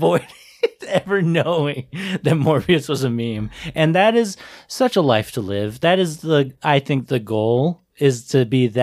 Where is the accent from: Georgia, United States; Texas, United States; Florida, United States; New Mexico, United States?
Texas, United States; San Antonio; We were all born in San Antonio, weren't we?